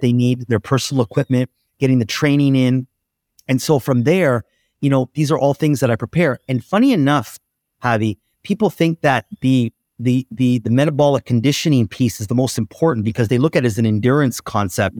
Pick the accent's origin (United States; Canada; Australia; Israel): Canada; Oakville, Ontario; I'm in my hometown of Oakville. just outside of Toronto